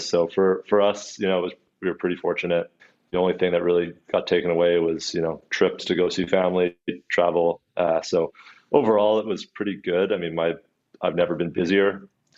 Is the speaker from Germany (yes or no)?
no; Vancouver, British Columbia, Canada; also born or lived in Salmon Arm, British Columbia / Shuswap; I was born in East